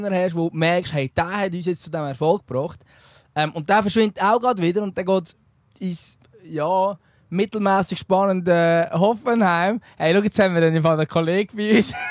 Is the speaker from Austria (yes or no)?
no; Lucerne, Switzerland; Und muss äh, ich jetzt als Luzerner sagen, ich mag es am Philipp Ugrinic gönnen?